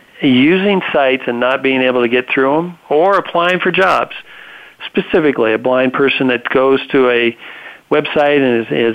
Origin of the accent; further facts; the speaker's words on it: Reno, Nevada, United States; My whole family has grown up on ranches, cattle ranches in northern Nevada